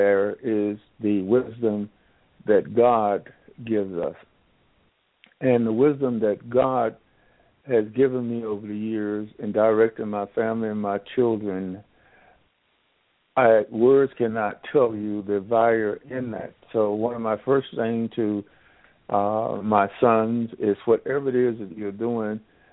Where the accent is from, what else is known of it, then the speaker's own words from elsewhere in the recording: Jackson, North Carolina, United States; moved away; I was born and raised in Jackson, North Carolina, which is Northampton County